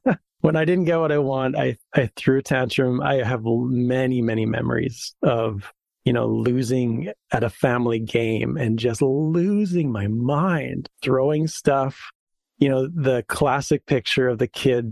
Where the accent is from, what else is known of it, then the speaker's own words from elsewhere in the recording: Saskatoon, Saskatchewan, Canada; I grew up in Saskatoon. So it's a prairie town, similar to Montana